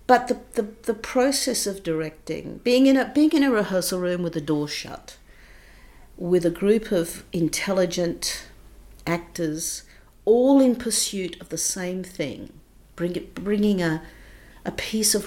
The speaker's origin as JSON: {"language": "English", "town": "Adelaide", "region": "South Australia", "country": "Australia", "tie": "born or raised there", "also_born_or_lived": "England", "moved": "as an adult", "said": "I grew up, I was born in Adelaide"}